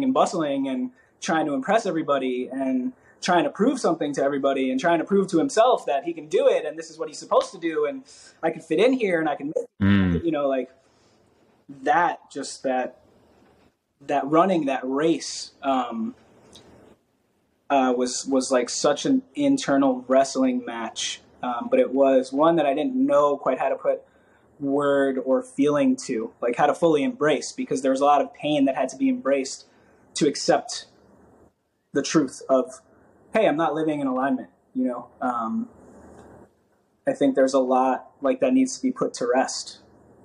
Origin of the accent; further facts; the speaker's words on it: New York City, New York, United States; I grew up in New York